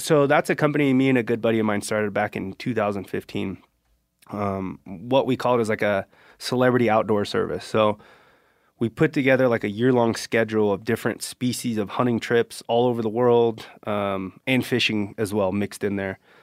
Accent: Central California, United States; I grew up here in Central California

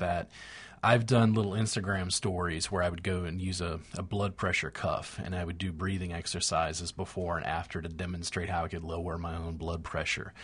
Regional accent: United States; I'm an American

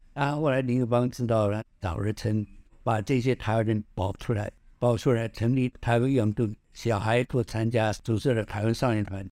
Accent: Xiamen, Fujian, China; also born or lived in Tainan, Taiwan; 我是出生在台南呐，我原籍是在福建厦门

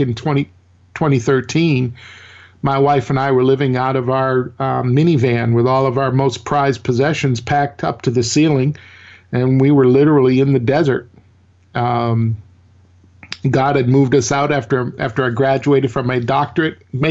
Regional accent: Maine, United States; now in Mississippi, United States; I grew up in northern New England. I'm originally from Maine. I now live in Mississippi.

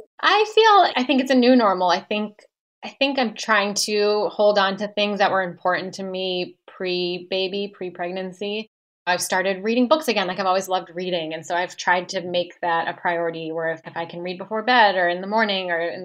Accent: Ohio, United States; moved away; I grew up in Ohio

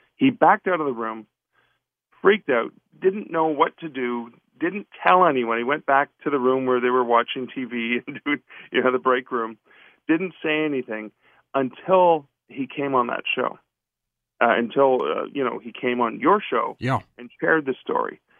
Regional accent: Canada; I'm from Canada myself

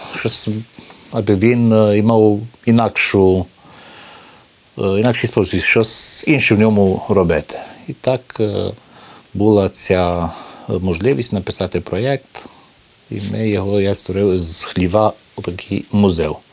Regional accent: Maramureș County, Romania; ми тут жили в одному такому одному куточку Мараморощини

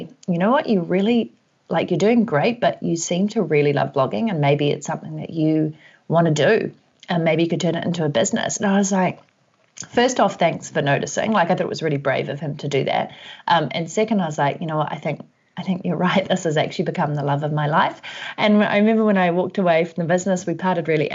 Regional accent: New Zealand; also born or lived in Vancouver; if you can hear an accent, that's because I'm from New Zealand and currently based here

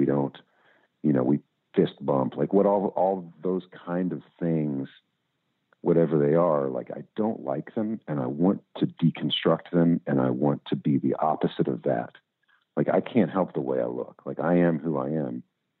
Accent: Louisville, Kentucky, United States; the music culture I grew up in Louisville and all that.

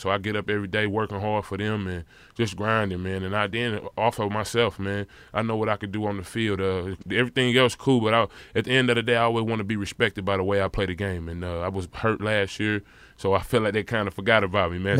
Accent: St. Louis, Missouri, United States; as a kid growing up in St. Louis, Missouri

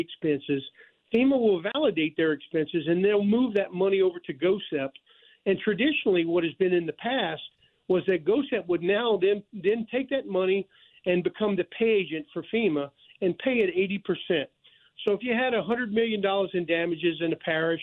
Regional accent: Thibodaux, Louisiana, United States; also born or lived in New Orleans, Louisiana; I am Louisiana born and bred

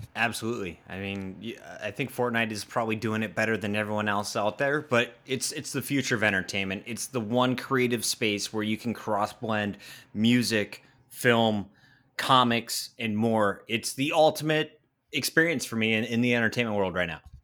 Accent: Pennsylvania, United States; born or raised there

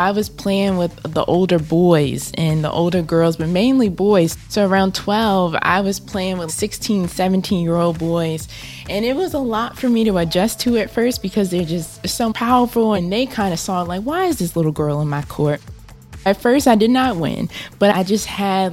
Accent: Baltimore, Maryland, United States; I'm from Baltimore, Maryland.

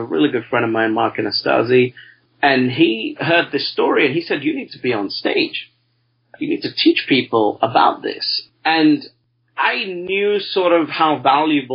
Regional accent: London, United Kingdom; I'm from a part of London, I'm British, I'm from a part of London that is the third most poorest

